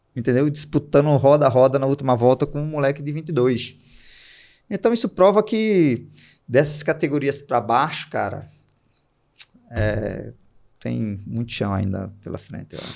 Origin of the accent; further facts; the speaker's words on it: Recife, Pernambuco, Brazil; eu sou de Recife